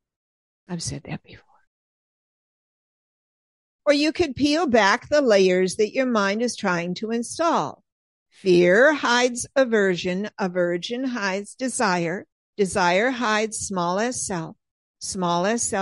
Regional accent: Southern California, United States; moved away as an adult; now in Pennsylvania, United States; growing up and living decades in Southern California

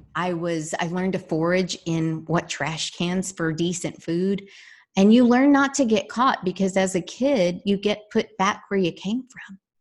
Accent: San Antonio, Texas, United States; I grew up here in San Antonio, Texas. Uh, I am a very proud Texan.

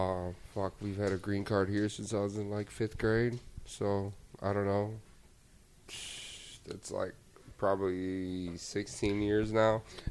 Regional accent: Rochester, Michigan, United States; Rochester. It's like probably, I don't know, 30, 35 minutes, like northwest of Detroit.

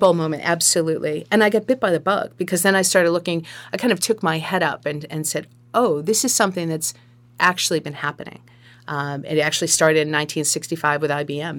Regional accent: Sharon, Massachusetts, United States; moved away as an adult; now in Marshfield, United States; I was born and raised in Sharon

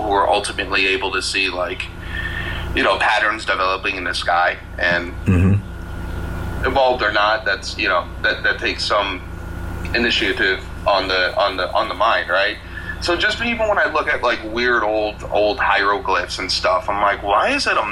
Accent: United States; I'm American

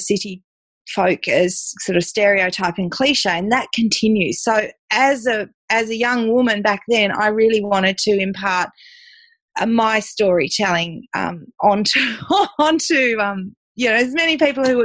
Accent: Tasmania, Australia; I'm a fifth generation Tassie girl. So I was born and bred in Tassie

